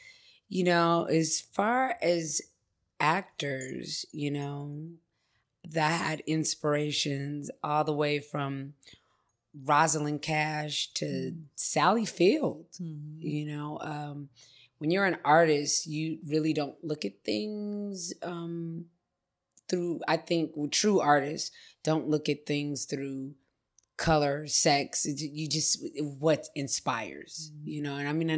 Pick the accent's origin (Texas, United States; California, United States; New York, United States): California, United States; Los Angeles; born or raised there